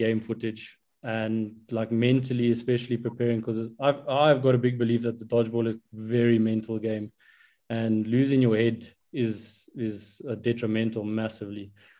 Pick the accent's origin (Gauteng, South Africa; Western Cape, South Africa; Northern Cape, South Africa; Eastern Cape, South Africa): Gauteng, South Africa; Johannesburg; I'm from the Joburg side.